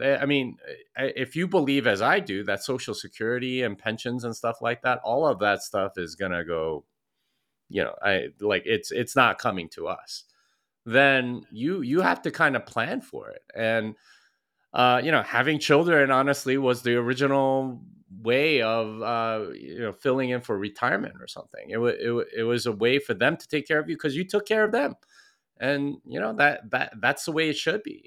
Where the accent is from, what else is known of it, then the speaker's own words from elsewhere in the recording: Texas, United States; I'm from Texas, and if you know anything about Texans, it's that we want you to know we're from Texas